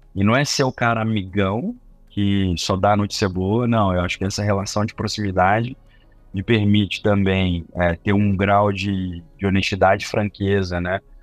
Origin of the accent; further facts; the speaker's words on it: Belo Horizonte, Minas Gerais, Brazil; sou de Belo Horizonte